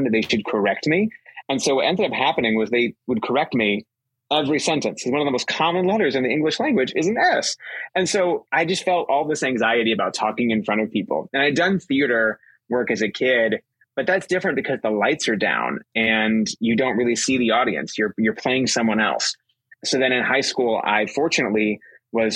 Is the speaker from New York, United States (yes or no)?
no; Liberty, Missouri, United States; now in Alabama, United States; So I grew up in Kansas City, Missouri, in a suburb called Liberty.